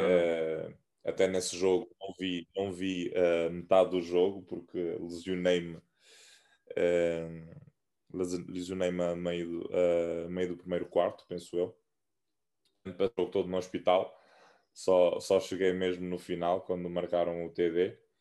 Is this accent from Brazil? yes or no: no; Santiago Island, Cape Verde; moved away as an adult; also born or lived in Fogo Island, Cape Verde / Portugal; now in Porto, Portugal; sou da Ilha do, do Fogo, uh, okay. na Ilha do Fogo, mas, mas cresci uh, na Ilha de Santiago